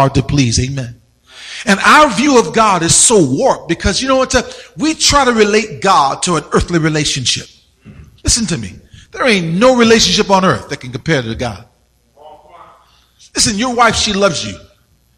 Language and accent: English; Richmond, Virginia, United States; moved away as an adult; also born or lived in Arizona; I grew up in Virginia, right? Richmond, Virginia